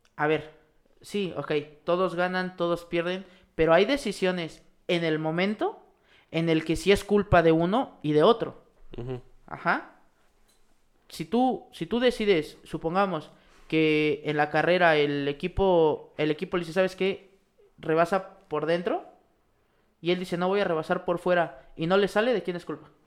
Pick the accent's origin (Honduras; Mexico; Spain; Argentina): Mexico; para nosotros como mexicanos